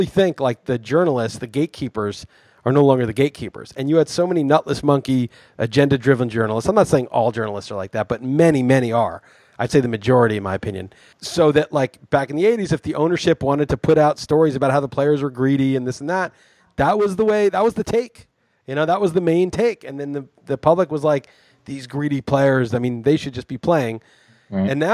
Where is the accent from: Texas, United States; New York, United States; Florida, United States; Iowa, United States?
New York, United States; New York City; moved away as an adult; also born or lived in New England; I grew up in New York City, went to college in the East Coast, New England